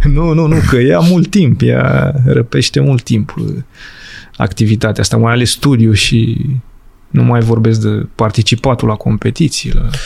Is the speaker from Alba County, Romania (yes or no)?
no; Urlați, Prahova, Romania; eu sunt de fel din Prahova, urlați Prahova